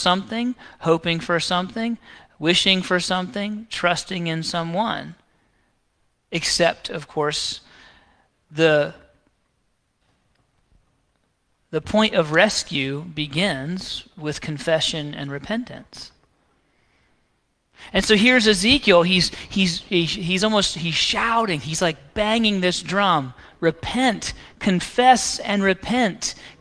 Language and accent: English; the South, United States; I grew up right here in the South, I mean, a mile down the road